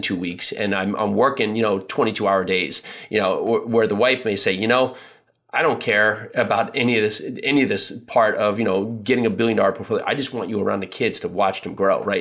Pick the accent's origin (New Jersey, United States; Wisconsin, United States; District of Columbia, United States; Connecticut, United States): New Jersey, United States; I grew up in New Jersey